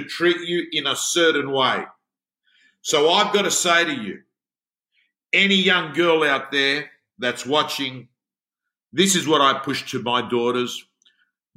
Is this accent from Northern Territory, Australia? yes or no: no; Sydney, New South Wales, Australia; I was brought up in the Canterbury-Bankstown area, in the Belmore-Lakemba area.